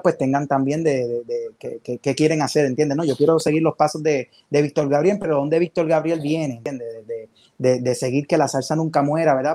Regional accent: Bayamón, Puerto Rico; yo soy de, de Bayamón, de Bayamón.

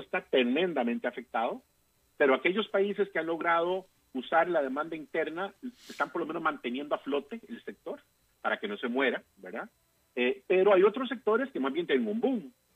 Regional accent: Costa Rica; yo como costarricense latinoamericano

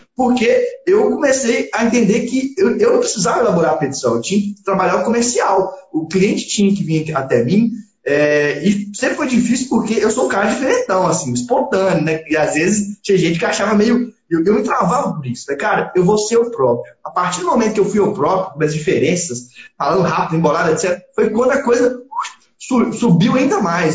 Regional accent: Belo Horizonte, Minas Gerais, Brazil; now in Sete Lagoas, Brazil; Sou, nasci em Belo Horizonte, mas a minha família é de Sete Lagoas

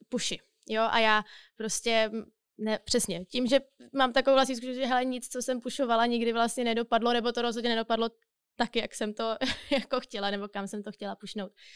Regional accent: Czechia; bych řekla, že jsem typický Čech, asi nejsem. Ale možná typický moderní Čech nebo typický moderní Evropan

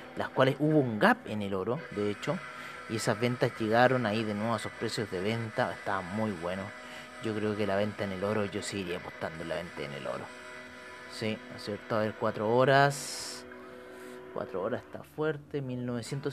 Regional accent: Chile; nosotros eh, como chilenos

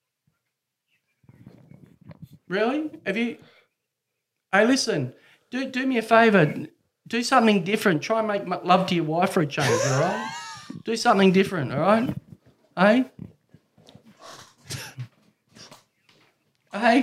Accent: Australia; I love being an Australian

